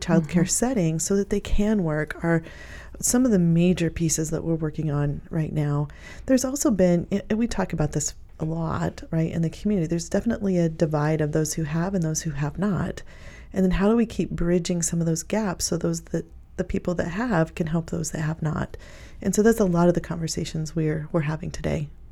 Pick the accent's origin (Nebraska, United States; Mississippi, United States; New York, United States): Nebraska, United States; Pleasanton; also born or lived in Kearney, Nebraska; I was raised in Pleasanton